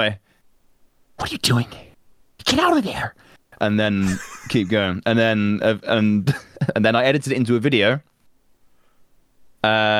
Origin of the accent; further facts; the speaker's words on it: Birmingham, West Midlands, United Kingdom; I'm from Birmingham. I live in Birmingham.